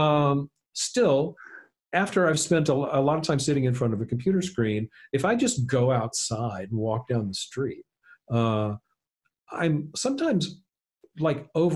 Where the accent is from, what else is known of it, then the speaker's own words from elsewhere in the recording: South Louisiana, United States; I grew up in South Louisiana